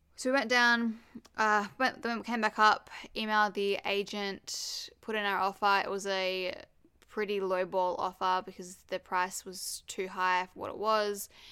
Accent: Perth, Western Australia, Australia; moved away; also born or lived in Sydney; obviously I grew up in Perth, lived in Sydney, and then came back to Perth

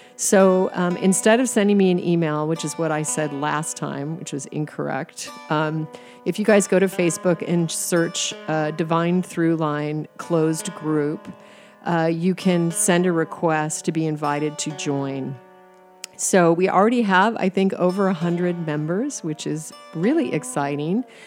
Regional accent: Alaska, United States; moved away as an adult; also born or lived in Arizona / Paris, France; I was from Alaska

